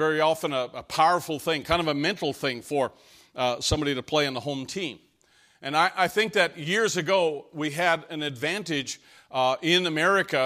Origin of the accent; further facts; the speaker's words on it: Canada; moved away; I came from Canada